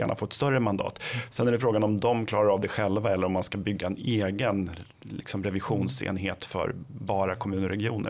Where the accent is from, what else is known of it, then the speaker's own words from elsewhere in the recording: Flen, Södermanland, Sweden; jag kommer själv från Flen